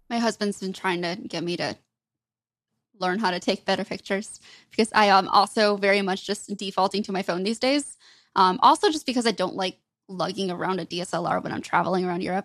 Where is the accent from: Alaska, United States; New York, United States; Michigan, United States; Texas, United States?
Michigan, United States; I grew up in Michigan, grew up a really big hockey fan.